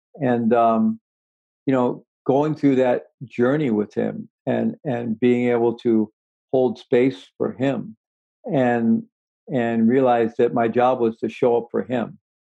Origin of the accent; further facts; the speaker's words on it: Missouri, United States; I was born in Missouri, you know, and I had good rational skeptical education in Missouri, the Show Me State.